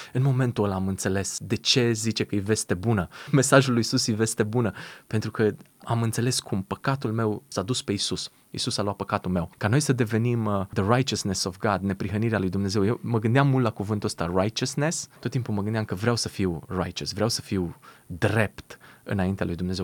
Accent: Romania; moved away; sunt din România

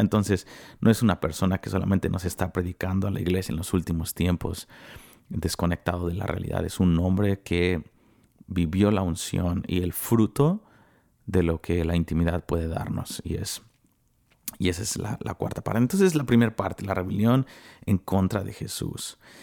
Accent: Mexico; soy el único mexicano

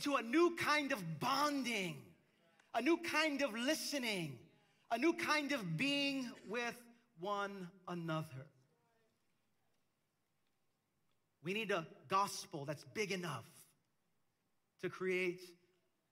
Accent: New York City, New York, United States; also born or lived in Queens, New York City; I grew up in the neighborhood in Brooklyn where I grew up

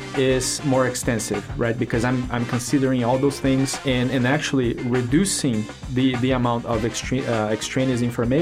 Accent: Brazil; English is a second language; moved away as an adult; now in Augusta, United States; So I'm originally from Brazil, came to the U.S. for college, and got my degree

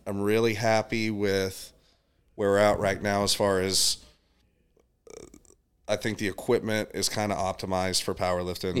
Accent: Dallas, Texas, United States; I'm from Dallas, Texas

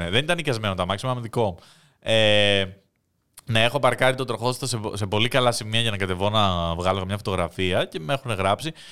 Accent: Greece; Είμαι από την Ελλάδα.

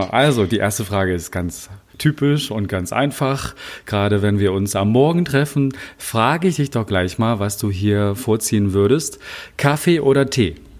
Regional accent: Wittenberg, Saxony-Anhalt, Germany; now in Czech Republic; zu Hause in Sachsen-Anhalt, zumindest nicht da, wo ich herkomme, in Wittenberg

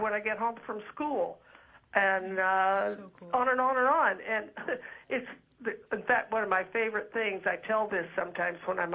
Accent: Los Angeles, California, United States; also born or lived in Texas; I was raised by my grandmother, and we lived in Hollywood. We moved out from Texas when I was 7

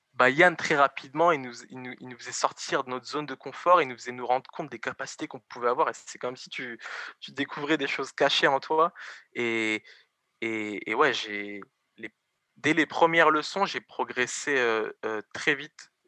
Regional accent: Évry, Île-de-France, France; Bon, bah alors moi j'ai grandi à Évry. Donc je suis né à Évry

